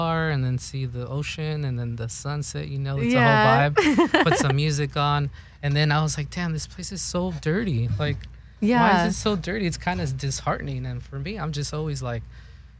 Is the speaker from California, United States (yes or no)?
yes; Norwalk, California, United States; also born or lived in Long Beach; I grew up in Norwalk, which is, like, Orange County area.